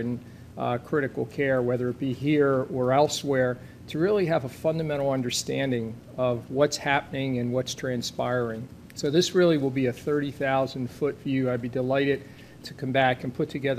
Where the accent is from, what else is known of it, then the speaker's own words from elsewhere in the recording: New Jersey, United States; I'm from New Jersey